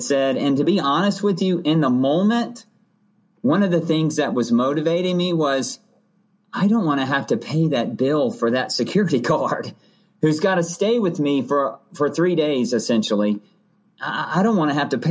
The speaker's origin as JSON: {"language": "English", "area": "Hanover County", "region": "Virginia", "country": "United States", "tie": "born or raised there", "also_born_or_lived": "Roanoke, Virginia", "said": "we moved from Roanoke to I grew up in Hanover County"}